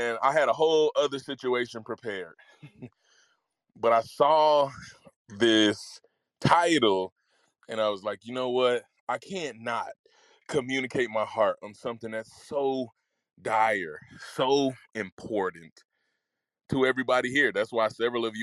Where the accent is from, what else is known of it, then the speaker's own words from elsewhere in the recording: Mississippi, United States; When I was growing up in Mississippi